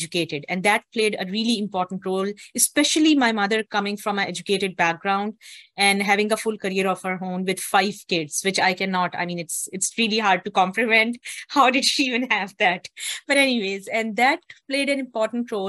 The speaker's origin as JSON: {"language": "English", "town": "Islamabad", "region": "Islamabad Capital Territory", "country": "Pakistan", "tie": "born or raised there", "said": "I was born and I grew up in Pakistan, and I was based in the capital city of Pakistan, which is Islamabad"}